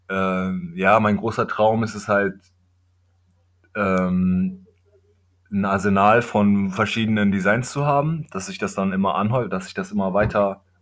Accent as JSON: {"language": "German", "country": "Kenya", "second_language": "German", "said": "ich komme ja aus Kenia, aus dem Dorf meines Vaters"}